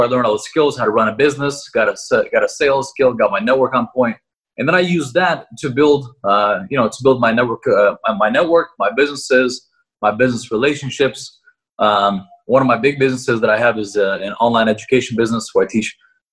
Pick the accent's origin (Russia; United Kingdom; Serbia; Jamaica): Russia; now in United States; I was born in Russia, but I am living in the U.S.